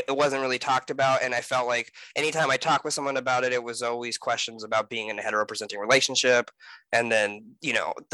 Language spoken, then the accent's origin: English; California, United States; moved away; I come from California